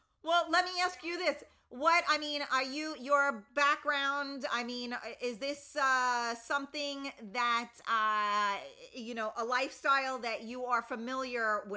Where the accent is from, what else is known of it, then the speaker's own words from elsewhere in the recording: New York City, New York, United States; also born or lived in Westchester, New York; I grew up in the Bronx